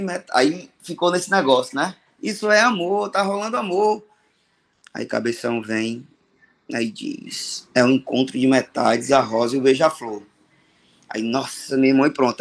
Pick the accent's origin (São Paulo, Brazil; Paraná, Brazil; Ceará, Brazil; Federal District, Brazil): Ceará, Brazil; Fortaleza; tenho 40 anos, sou natural de Fortaleza